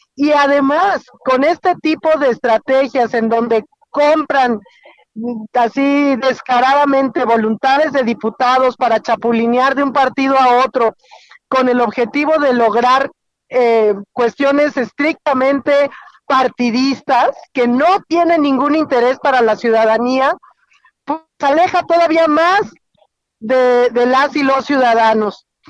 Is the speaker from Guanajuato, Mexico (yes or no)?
no; Querétaro, Mexico; moved away; voy camino a mi tierra, eh, voy en carretera hacia Querétaro